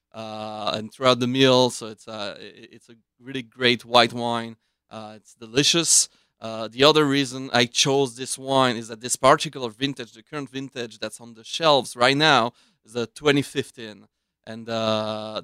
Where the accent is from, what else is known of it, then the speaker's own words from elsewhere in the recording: Switzerland; now in United States; I was born in Switzerland.